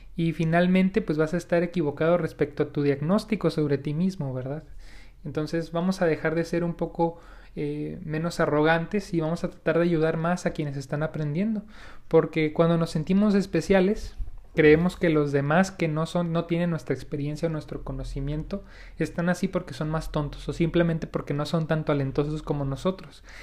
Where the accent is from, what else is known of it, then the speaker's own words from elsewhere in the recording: Mexico; como mexicanos en nuestro caso, tenemos algunos malos hábitos